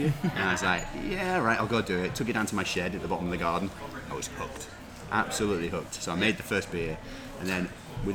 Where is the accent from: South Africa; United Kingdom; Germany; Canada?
United Kingdom; York, Yorkshire and the Humber; moved away; I'm from York, originally